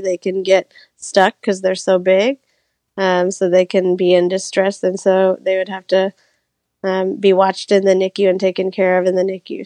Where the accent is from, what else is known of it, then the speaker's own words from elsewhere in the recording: Orlando, Florida, United States; moved away as an adult; I grew up in Orlando, so I always knew I wanted to come back